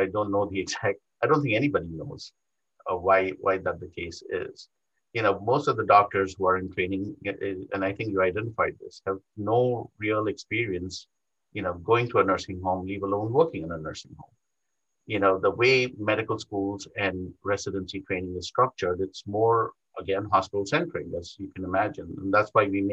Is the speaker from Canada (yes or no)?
no; India; moved away as an adult; also born or lived in New York; now in United States; I was not born in this country. I was born in India. I did my medical school training in India